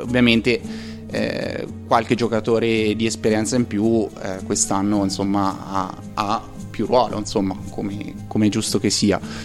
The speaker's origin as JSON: {"language": "Italian", "town": "Perugia", "region": "Umbria", "country": "Italy", "moved": "as an adult", "lives_now": "Trento, Italy", "said": "non sono di Trento, sono di Perugia"}